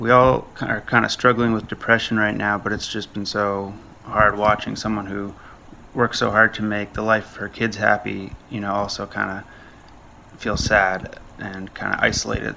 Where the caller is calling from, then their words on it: Ottawa, Ontario, Canada; I'm calling you from, uh, Ottawa, Canada